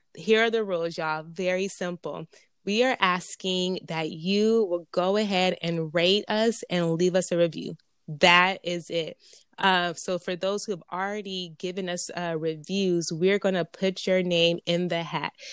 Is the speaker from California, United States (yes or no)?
yes; Pomona, California, United States; I was raised in Pomona, P-Town, California